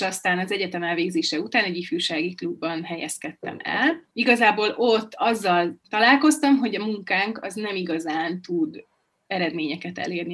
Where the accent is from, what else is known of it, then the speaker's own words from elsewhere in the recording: Budapest, Hungary; moved away as an adult; now in Borsod-Abaúj-Zemplén County, Hungary; Budapesten születtem